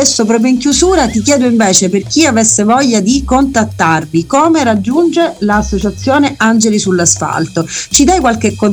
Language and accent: Italian; Sicily, Italy; io da siciliana mi sento sempre più orgogliosa di far parte di questa splendida terra